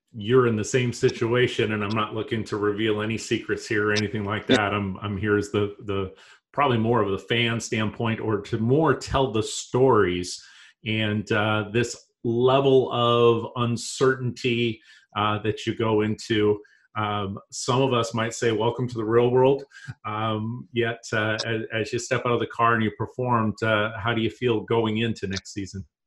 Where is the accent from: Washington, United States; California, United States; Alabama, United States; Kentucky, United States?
Washington, United States; Yakima; growing up myself in Yakima, Washington